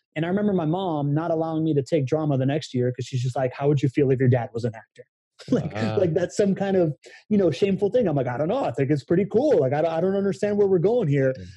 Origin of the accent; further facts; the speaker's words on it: Miami, Florida, United States; moved away as an adult; also born or lived in Venezuela / Spain / California; I came back when I was nine years old and grew up in Miami